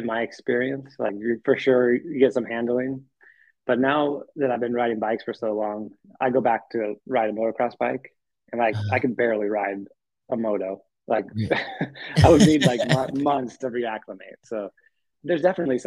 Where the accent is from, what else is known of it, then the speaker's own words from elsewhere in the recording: Aptos, California, United States; also born or lived in San Diego; I grew up in Aptos